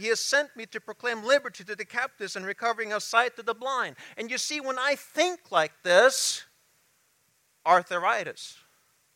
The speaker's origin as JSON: {"language": "English", "country": "United States", "also_born_or_lived": "Kenya", "said": "I'm still an American"}